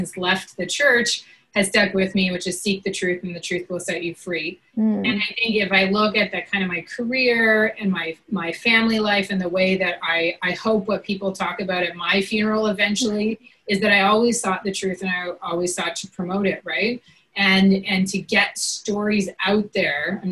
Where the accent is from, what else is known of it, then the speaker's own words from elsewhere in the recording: Grande Prairie, Alberta, Canada; moved away as an adult; also born or lived in Saskatchewan / Peterborough, Ontario; our home in Grand Prairie, Alberta, Northern Alberta